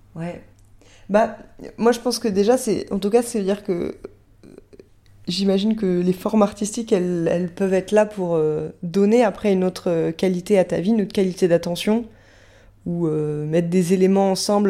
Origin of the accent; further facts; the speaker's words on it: France; je fais partie pour l'instant des durs Français